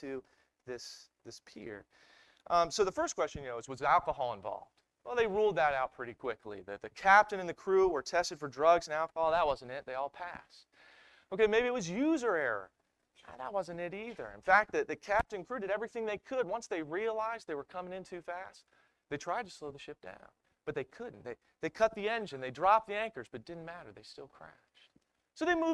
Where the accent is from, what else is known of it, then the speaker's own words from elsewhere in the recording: Maryland, United States; I'm from Maryland